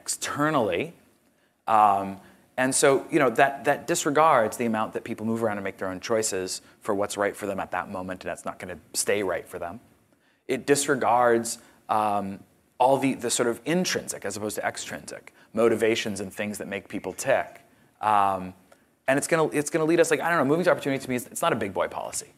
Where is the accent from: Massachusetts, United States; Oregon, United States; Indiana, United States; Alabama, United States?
Massachusetts, United States; Boston; I grew up in Boston, uh, specifically the Dorchester area and, and suburbs around there, in the eighties and nineties.